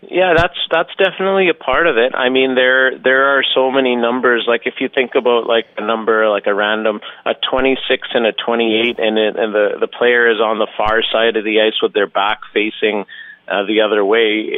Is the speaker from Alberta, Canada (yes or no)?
yes; Alberta, Canada; I grew up in in Alberta